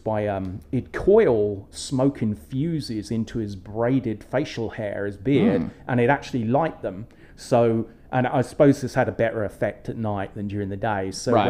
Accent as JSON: {"language": "English", "region": "England", "country": "United Kingdom", "tie": "born or raised there", "moved": "yes", "said": "When I was growing up in England"}